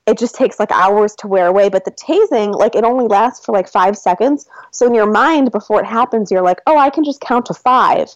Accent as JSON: {"language": "English", "area": "northern suburb of Chicago", "region": "Illinois", "country": "United States", "tie": "born or raised there", "also_born_or_lived": "Seattle", "moved": "yes", "lives_now": "Atlanta, United States", "said": "I grew up in a northern suburb of Chicago"}